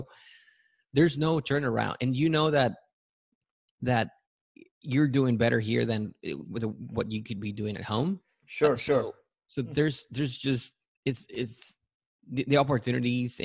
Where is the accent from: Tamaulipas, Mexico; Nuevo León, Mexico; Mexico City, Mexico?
Tamaulipas, Mexico; Matamoros; also born or lived in Yucatan, Mexico; now in San Antonio, United States; So I was born in Yucatan, and I grew up in Matamoros, Tamaulipas, which is across the border on the south side of Texas